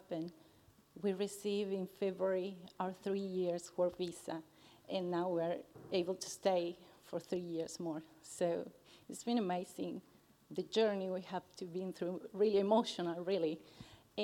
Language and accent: English; Argentina; English is a second language; moved away as an adult; I'm from Argentina, so English is my second language.